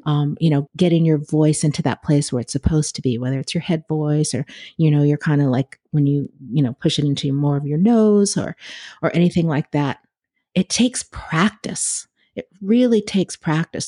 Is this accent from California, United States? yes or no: yes; California, United States; I grew up in California, so we didn't have an air conditioner in my house